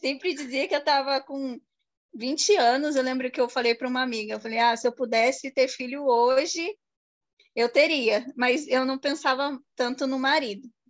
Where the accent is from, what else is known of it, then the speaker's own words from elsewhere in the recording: Guaratinguetá, São Paulo, Brazil; E eu nasci aqui, depois morei quatro anos em São Paulo e voltei para Guará